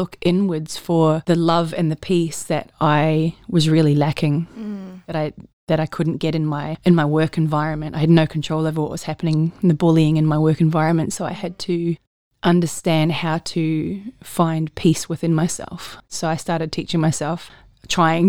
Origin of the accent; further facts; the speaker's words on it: New Zealand; moved away as an adult; now in Australia; I grew up in New Zealand, and I joined the army when I left school